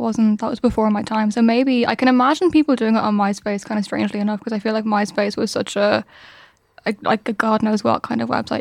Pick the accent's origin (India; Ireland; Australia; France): Ireland; We're Irish